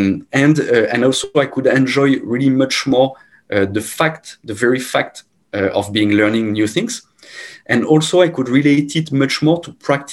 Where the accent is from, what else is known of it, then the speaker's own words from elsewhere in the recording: Rouen, Normandy, France; moved away as an adult; now in Malaysia; I'm from Normandy. And so I'm sure if you know, Normandy is very close by Paris, which is, of course, the anchor point for everyone in France, from a city called Rouen.